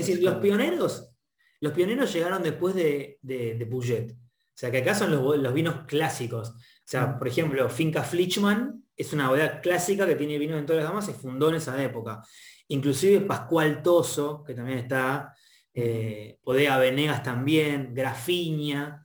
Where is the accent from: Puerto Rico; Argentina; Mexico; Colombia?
Argentina; mi lindo país